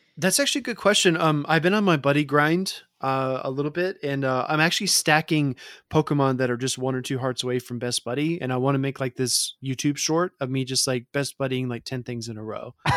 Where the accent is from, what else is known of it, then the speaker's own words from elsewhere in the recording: the South, United States; I grew up in the South